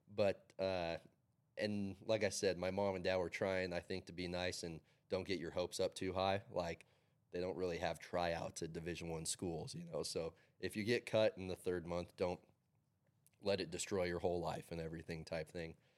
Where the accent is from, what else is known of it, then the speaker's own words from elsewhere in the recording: Carson City, Nevada, United States; Growing up in Carson City